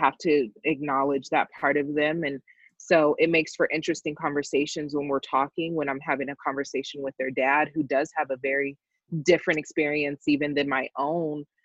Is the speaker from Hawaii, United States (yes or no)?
no; Colorado, United States; I'm from Colorado